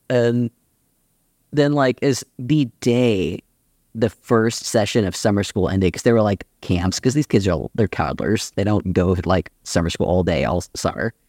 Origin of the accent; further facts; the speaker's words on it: Austin, Texas, United States; I grew up in Austin, Texas